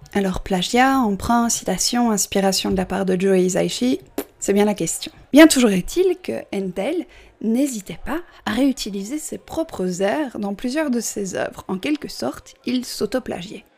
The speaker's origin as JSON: {"language": "French", "country": "Belgium", "said": "je suis belge"}